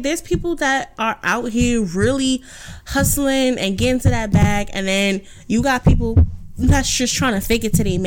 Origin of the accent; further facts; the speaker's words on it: New York City, New York, United States; I'm from Southside Jamaica, Queens